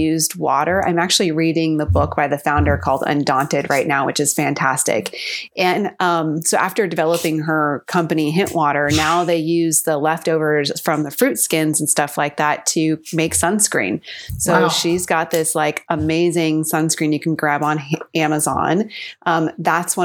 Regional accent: California, United States; also born or lived in San Diego; I grew up in California and then I went to college in San Diego and that's where I currently am.

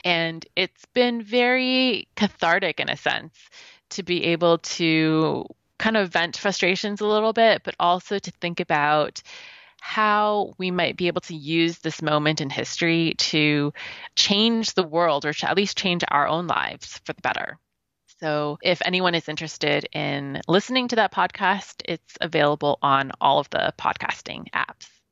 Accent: Canada; because I'm Canadian

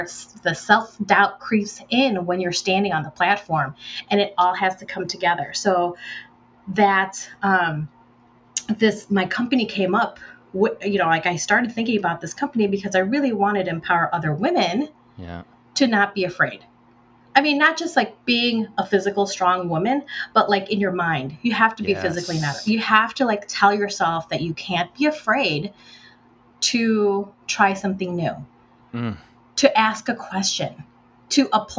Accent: United States; also born or lived in Philippines; I was Filipino American growing up in America

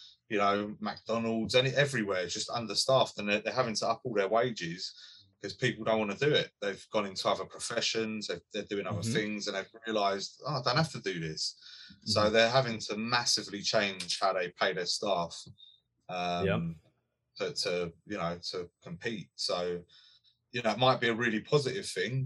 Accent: London, United Kingdom; moved away; I grew up in London

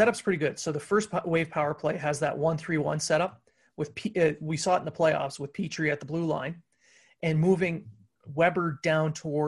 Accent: Ontario, Canada; now in Quebec, Canada; I live in the Q region. I watch Q League games. I'm from the Ontario region.

